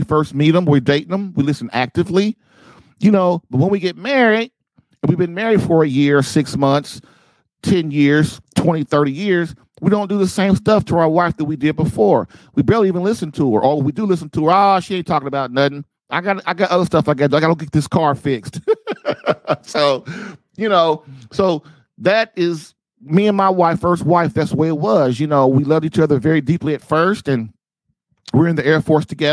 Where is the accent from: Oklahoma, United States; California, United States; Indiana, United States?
Indiana, United States; Indianapolis; moved away as an adult; also born or lived in Guam / Nebraska / Texas; moving my bride and my family to my hometown of Indianapolis, Indiana